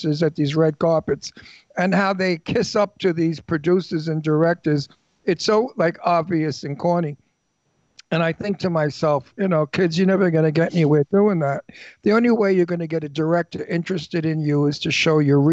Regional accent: Brooklyn, New York, United States; accent: Brooklyn; moved away; I'm from Brooklyn

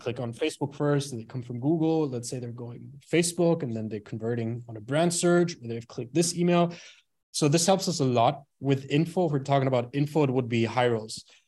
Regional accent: Bremen, Germany; moved away; born and raised in Germany, uh, in a small, not really a small city, but in a city called Bremen.

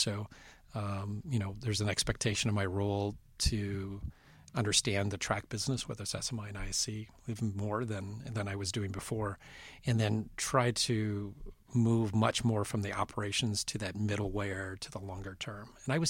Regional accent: Western Canada, Canada; I remember being a fan growing up in Western Canada

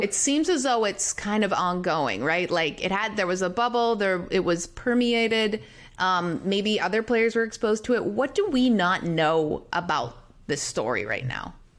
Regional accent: Canada; we're Canadian

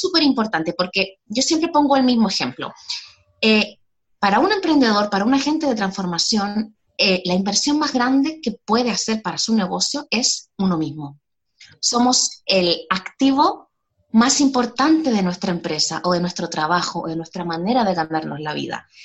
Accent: Chile; moved away as an adult; now in Spain; Soy chilena, nací en Chile, pero hace ya casi 10 años que vivo en España

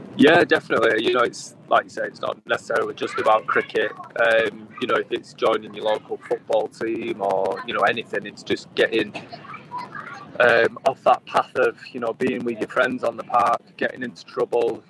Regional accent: England, United Kingdom; English kids

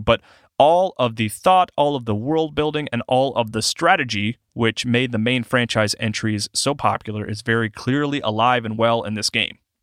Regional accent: South Carolina, United States; my home state, South Carolina

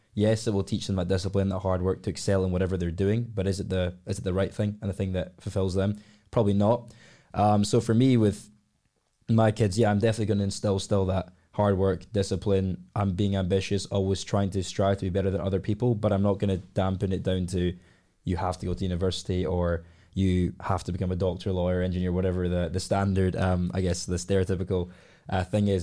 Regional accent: Glasgow, Scotland, United Kingdom; I've been born and raised in Glasgow all my life.

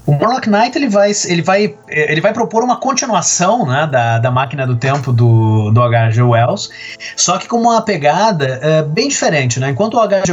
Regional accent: Brazil; quem nós somos como brasileiros

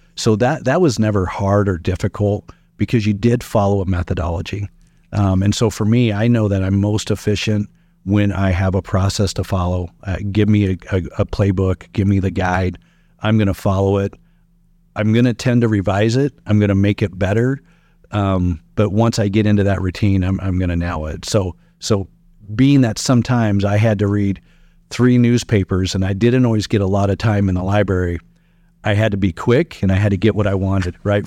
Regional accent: Sutton, Nebraska, United States; also born or lived in Meade, Nebraska / Fremont, Nebraska / Hastings, Nebraska; my living in Sutton and calling that my hometown

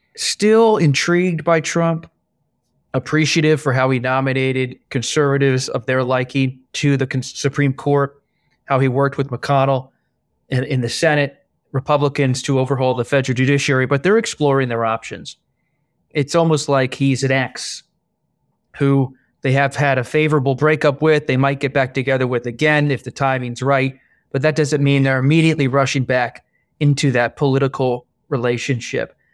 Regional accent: Bucks County, suburban Philadelphia, Pennsylvania, United States; also born or lived in England; my own childhood growing up in Bucks County, Pennsylvania, in suburban Philadelphia

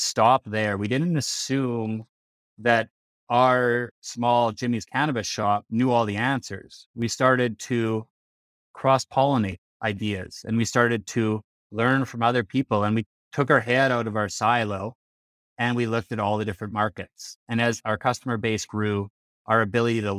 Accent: Regina, Saskatchewan, Canada; now in Calgary, Canada; I'm Canadian. I'm from Canada, born and raised in Regina, Saskatchewan.

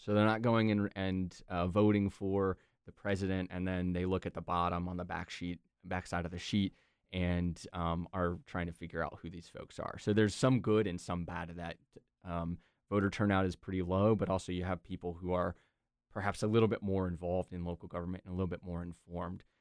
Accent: Durham, North Carolina, United States; I was born and raised in Durham

